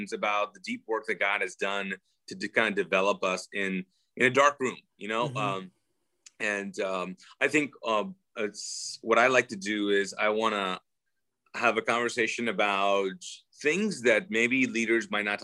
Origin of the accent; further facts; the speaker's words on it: Pakistan; as a Pakistani